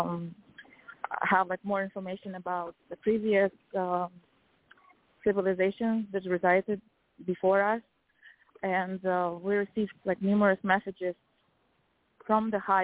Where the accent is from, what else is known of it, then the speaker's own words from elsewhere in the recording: Kazakhstan; I'm from Kazakhstan